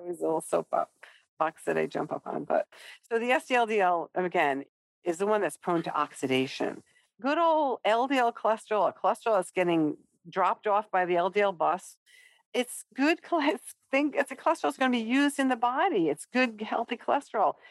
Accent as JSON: {"language": "English", "region": "Rhode Island", "country": "United States", "said": "I am from Rhode Island"}